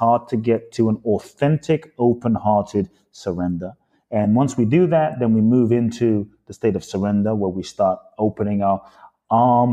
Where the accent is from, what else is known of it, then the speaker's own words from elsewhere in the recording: London, United Kingdom; moved away as an adult; also born or lived in Los Angeles, United States / Phoenix, United States; now in Miami, United States; My father's from Ghana. My mother's from Japan. I grew up in London